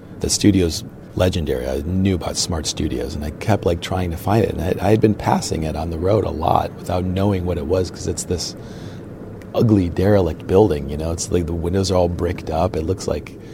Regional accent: Cleveland, Ohio, United States; Born and raised in the Cleveland area

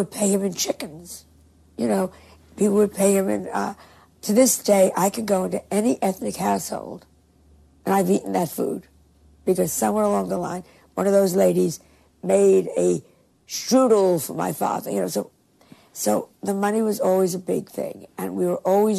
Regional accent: Larchmont, New York, United States; I'm from Larchmont, my dad's a doctor

